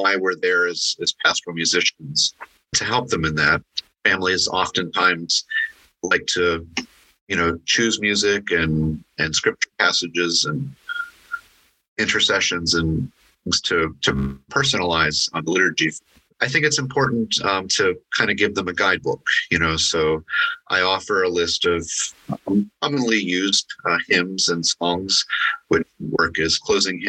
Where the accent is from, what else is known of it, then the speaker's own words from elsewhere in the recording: Pittsburgh, Pennsylvania, United States; now in Morris County, New Jersey, United States; I grew up in Pittsburgh